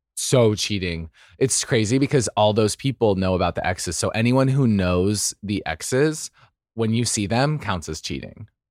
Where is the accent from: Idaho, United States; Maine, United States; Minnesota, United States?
Idaho, United States; now in Los Angeles, United States; I'm from Idaho, so I say coyote